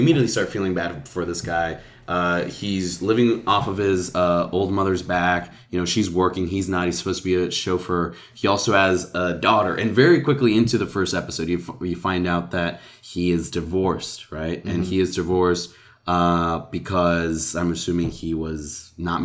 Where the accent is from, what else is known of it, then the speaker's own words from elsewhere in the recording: El Paso, Texas, United States; I'm from El Paso, Texas